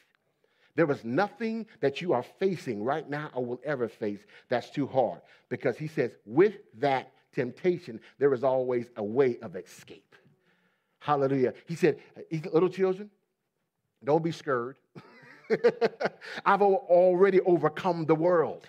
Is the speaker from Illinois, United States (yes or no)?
no; Ohio, United States; also born or lived in Pennsylvania; I grew up in the Middle East, stern part of the United States, Ohio. I was born in Pennsylvania, but raised in Ohio